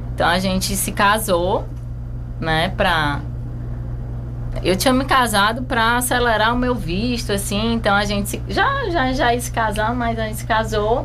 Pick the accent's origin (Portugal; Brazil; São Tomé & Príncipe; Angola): Brazil; Fortaleza, Ceará; moved away as an adult; also born or lived in Canada; now in Chapada dos Veadeiros, Brazil; eu sou de Fortaleza